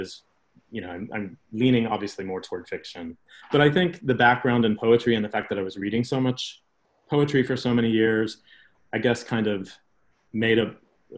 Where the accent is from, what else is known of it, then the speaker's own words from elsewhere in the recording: Midwest, United States; my experience growing up in the Midwest